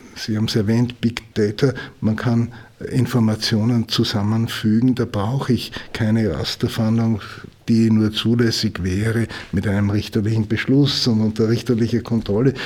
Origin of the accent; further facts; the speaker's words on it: Austria; bei uns in Österreich